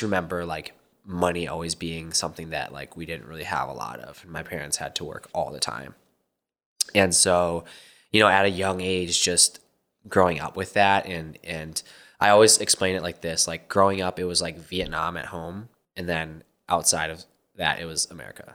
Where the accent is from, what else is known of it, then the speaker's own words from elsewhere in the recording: Minnesota, United States; moved away as an adult; now in Arizona, United States; I was born in Minnesota and just, you know, the usual immigrant kind of upbringing